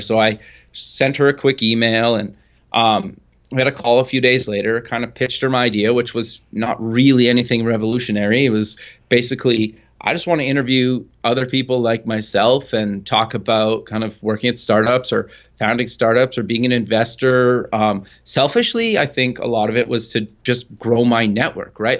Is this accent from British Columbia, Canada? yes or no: no; Edmonton, Alberta, Canada; I live actually up in Canada in Edmonton, Alberta, kinda born and raised